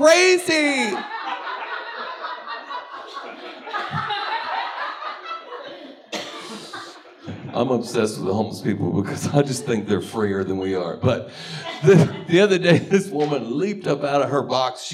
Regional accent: Texas, United States; now in Los Angeles, United States; I grew up in Texas. That's horrible. I got away from it

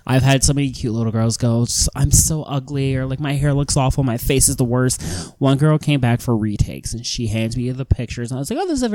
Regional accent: Cleveland, Ohio, United States; Born and raised in Cleveland. I've moved like 5 times, and I always move back

